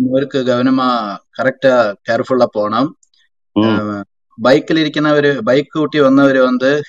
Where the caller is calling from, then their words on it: Kerala, India; Tamil is a second language; கேரளா இருந்து பேசுறேன் சார்